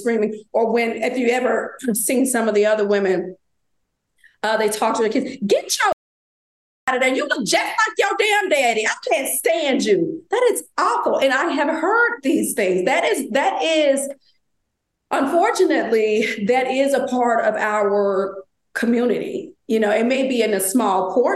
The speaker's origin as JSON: {"language": "English", "town": "Memphis", "region": "Tennessee", "country": "United States", "tie": "born or raised there", "said": "When I was growing up in Memphis, Tennessee"}